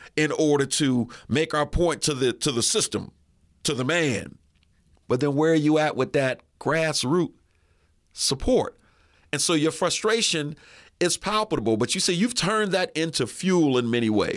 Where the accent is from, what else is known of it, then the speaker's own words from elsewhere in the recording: Erie, Pennsylvania, United States; also born or lived in Atlanta; I lived in Atlanta for about eleven years, but I'm born and raised in Erie